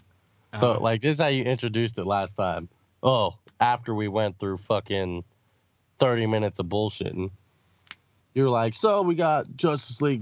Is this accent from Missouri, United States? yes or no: no; Las Vegas, Nevada, United States; we're from Vegas, and the comic book shop I go to weekly is called Torpedo Comics